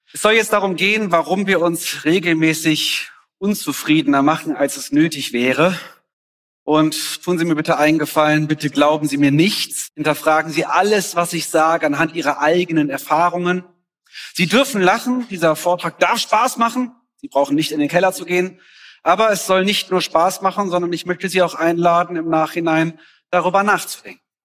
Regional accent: Germany; also born or lived in Mexico; ich als Deutscher

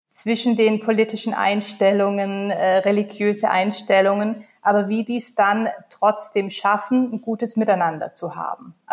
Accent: Baden-Württemberg, Germany; ich komme ursprünglich aus Baden-Württemberg, Kleinstadt, Großraum Stuttgart, ähm, habe drei Geschwister, das heißt, ich bin in einer Großfamilie ähm, aufgewachsen

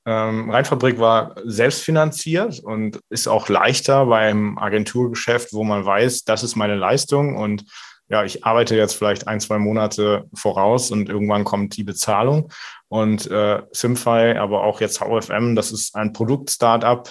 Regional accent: Merzenich, North Rhine-Westphalia, Germany; moved away; also born or lived in Düsseldorf; Also ich komme ursprünglich aus Düren, äh, ah. beziehungsweise ah. eigentlich Merzenich, in der Mitte zwischen Köln und Aachen

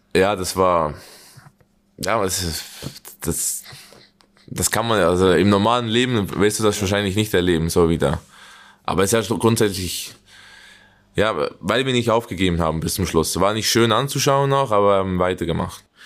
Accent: Young Boys, Bern, Switzerland; moved away as an adult; now in Germany; gegen Young Boys, wo ich aufgewachsen bin, wo ich die Juniorenabteilung gespielt habe

